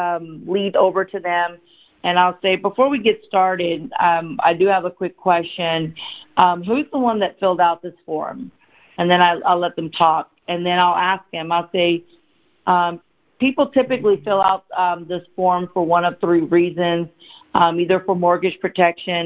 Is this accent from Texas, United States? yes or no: yes; Dallas, Texas, United States; also born or lived in India; I was born in India, and I came to America when I was 4 years old. I was raised by my single father, and I grew up in Dallas, Texas